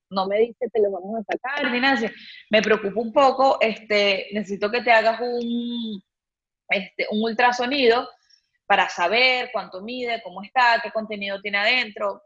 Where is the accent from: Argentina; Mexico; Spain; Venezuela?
Venezuela; now in Panama; yo soy de Venezuela, no sé si lo dije en un principio, bueno, pero yo soy de Venezuela